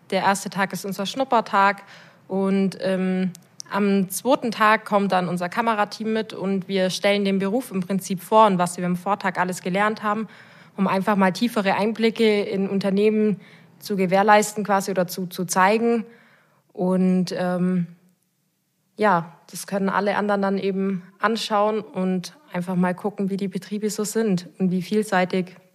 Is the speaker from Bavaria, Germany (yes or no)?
yes; Augsburg, Bavaria, Germany; Ich komme aus Augsburg. Ich bin dort groß geworden